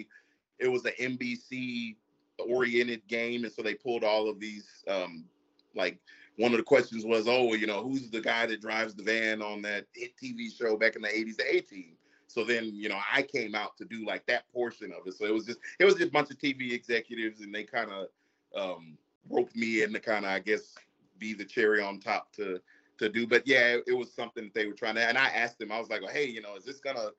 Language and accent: English; Kingsville, Texas, United States; I'm actually from Kingsville